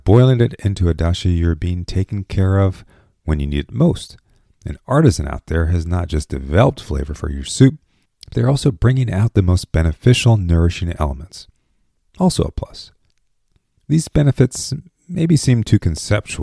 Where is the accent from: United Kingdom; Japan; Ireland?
Japan; moved away; growing up in Japan